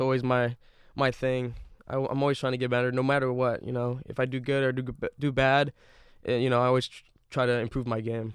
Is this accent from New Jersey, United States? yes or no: no; Bay Area, California, United States; I grew up in the Bay Area